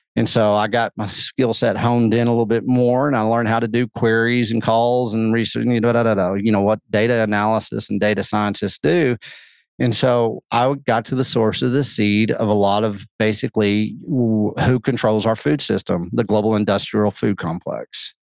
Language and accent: English; the Bible Belt, United States; I grew up in the Bible Belt